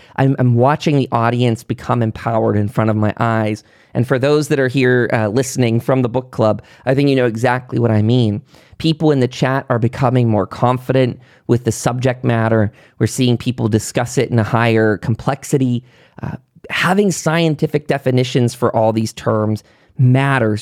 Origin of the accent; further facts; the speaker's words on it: Pennsylvania, United States; moved away; I come from Pennsylvania, very, very, um, coal miner sort of area, very rural